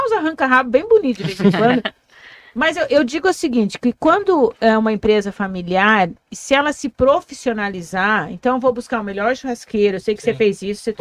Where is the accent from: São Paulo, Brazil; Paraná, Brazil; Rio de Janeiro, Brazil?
Paraná, Brazil; Foz do Iguaçu; eu sou nascida em Foz